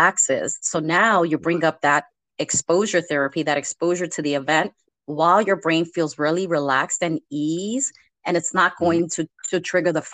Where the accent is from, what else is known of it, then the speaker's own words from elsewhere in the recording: New York City, New York, United States; I was born in the Lower East Side of New York City.